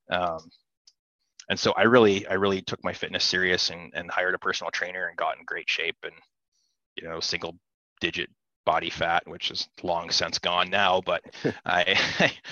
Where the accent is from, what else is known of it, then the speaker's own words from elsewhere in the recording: Midwest, United States; For me, I grew up here in the Midwest hunting tree stands and watching deer walk under me